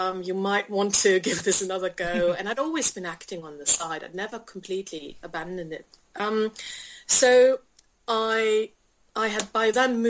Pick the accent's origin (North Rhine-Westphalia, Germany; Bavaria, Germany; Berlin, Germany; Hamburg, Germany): North Rhine-Westphalia, Germany; Cologne; my hometown of Cologne.